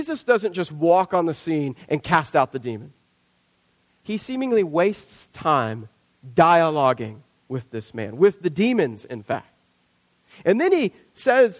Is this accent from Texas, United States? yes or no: no; Southwest Kansas, United States; I grew up in Southwest Kansas, Tornado Alley